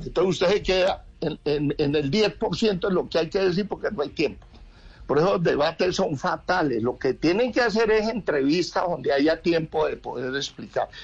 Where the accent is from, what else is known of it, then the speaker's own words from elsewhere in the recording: Colombia; somos los colombianos